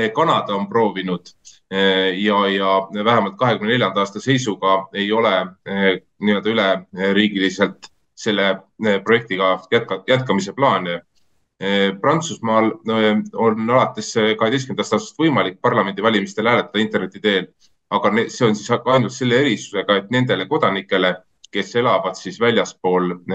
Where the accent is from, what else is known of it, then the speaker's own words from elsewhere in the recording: Estonia; meie kodumaale